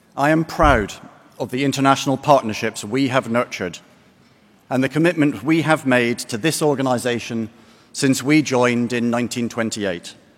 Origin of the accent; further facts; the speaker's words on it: Glasgow, Scotland, United Kingdom; Glasgow, by complete coincidence, my hometown